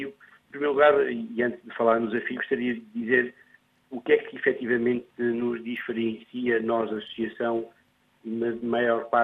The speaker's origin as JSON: {"language": "Portuguese", "country": "Portugal", "tie": "born or raised there", "also_born_or_lived": "France", "said": "eu sou lusodescendente, nasci em França e vim para Portugal com 8 anos."}